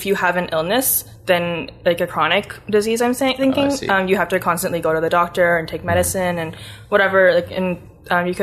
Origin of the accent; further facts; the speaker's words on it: Ottawa, Ontario, Canada; I'm from Ottawa